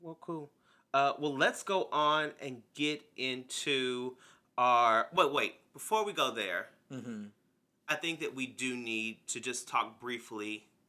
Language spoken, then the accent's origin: English; Harrodsburg, Kentucky, United States; moved away; Yes, there is a protest that is happening in my very little hometown of Harrodsburg, Kentucky.